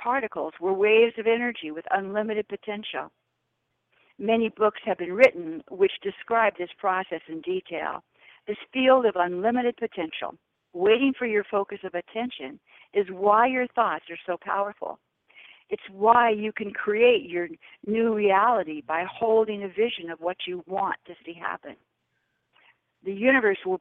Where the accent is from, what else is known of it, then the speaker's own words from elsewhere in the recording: California, United States; moved away as an adult; also born or lived in Honolulu, Hawaii; I was raised in California